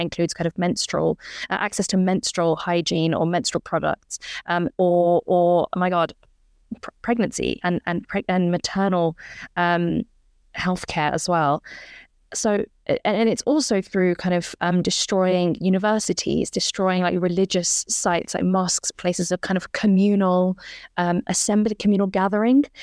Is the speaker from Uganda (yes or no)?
no; United Kingdom; as British people